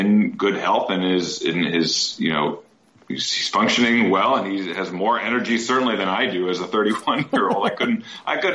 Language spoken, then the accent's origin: English; Midwest, United States; I'm from the Midwest